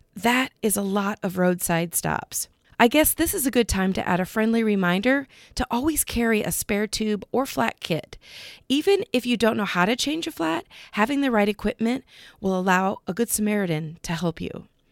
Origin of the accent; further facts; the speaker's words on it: Cedar Rapids, Iowa area, United States; in my hometown.